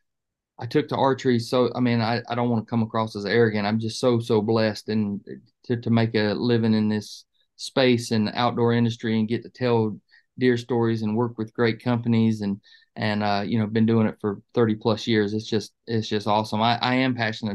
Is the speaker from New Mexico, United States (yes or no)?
no; Georgia, United States; also born or lived in Dayton, Ohio; I didn't get to Georgia till I was about five, but my dad was a fireman for the city of Dayton. And he transferred down to Atlanta